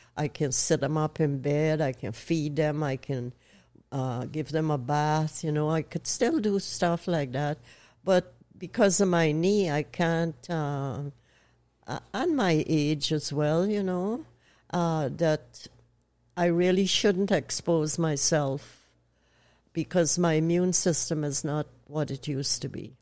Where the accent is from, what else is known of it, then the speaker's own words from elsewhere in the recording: Canada; also born or lived in Owen Sound, Ontario / United States; I'm Canadian